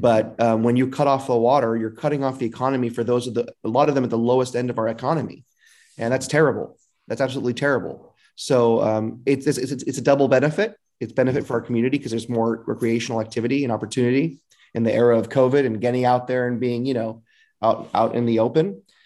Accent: Fresno, California, United States; I was born and raised in Northwest Fresno

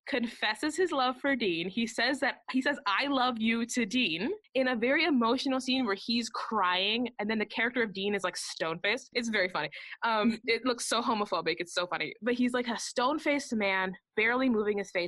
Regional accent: Canada; we are Canadian

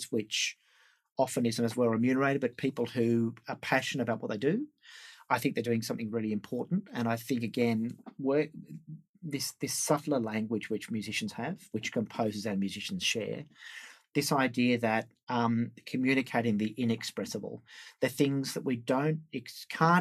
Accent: Sydney, New South Wales, Australia; I grew up in Sydney here

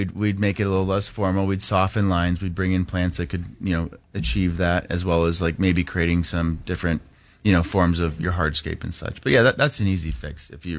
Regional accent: Palm Desert, California, United States; also born or lived in Laguna Beach / Cabo San Lucas; Yeah, I was born in Laguna Beach. Born in Laguna, we bounced around. We actually lived in Cabo San Lucas for 2 years, like 94 to 96. Yeah. And then landed in, and my dad got transferred, and we landed in the Coachella Valley, Palm Springs area.

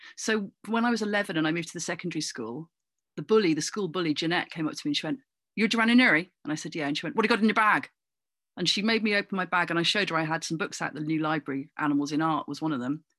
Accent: Cornwall, South West England, United Kingdom; moved away; also born or lived in Coventry; It was really quite idyllic growing up in Cornwall

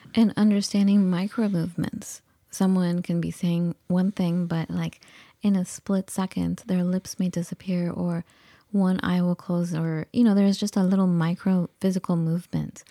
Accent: United States; also born or lived in Iran; growing up in the United States, I never got any kind of guidance for a college

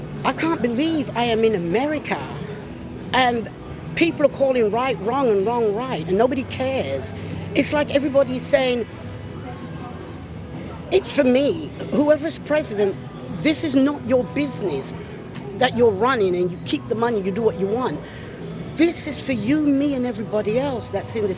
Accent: England, United Kingdom; moved away as an adult; now in United States; I'm from England

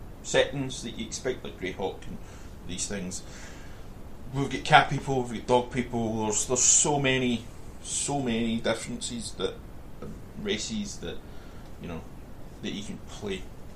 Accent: Scotland, United Kingdom; I'm Scottish

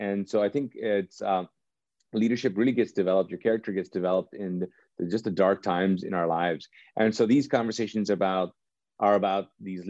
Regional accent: Pakistan; I'm Pakistani, and there's been, like, this tension, you know, with our countries.

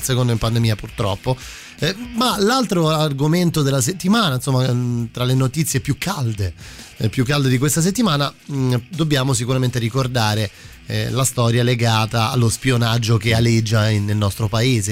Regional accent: Rome, Lazio, Italy; da romano

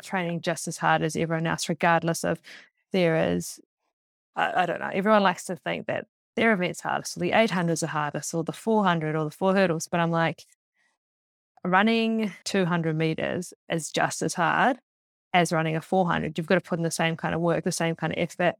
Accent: Auckland, New Zealand; I grew up in Auckland, just outside of Auckland before the Super City.

